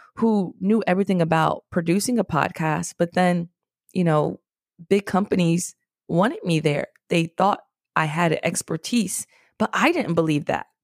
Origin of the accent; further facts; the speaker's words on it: New York City, New York, United States; also born or lived in Washington, D.C.; I'm from the Bronx, New York, a very special, special place